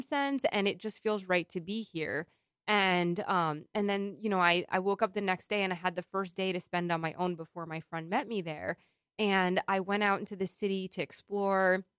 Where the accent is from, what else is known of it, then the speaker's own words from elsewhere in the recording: New York, United States; as a New Yorker